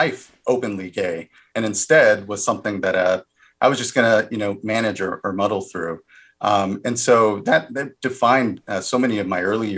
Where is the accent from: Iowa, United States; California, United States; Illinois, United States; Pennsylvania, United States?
California, United States; also born or lived in Washington, D.C.